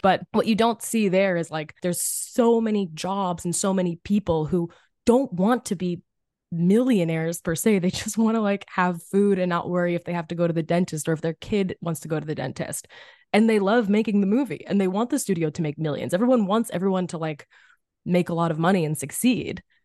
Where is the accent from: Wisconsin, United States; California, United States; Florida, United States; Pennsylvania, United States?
Pennsylvania, United States; Philadelphia; I'm from Philly, public school system